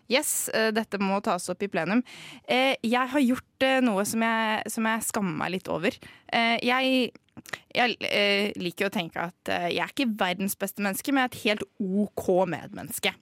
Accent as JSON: {"language": "Norwegian", "country": "Norway", "said": "Jeg er norsk"}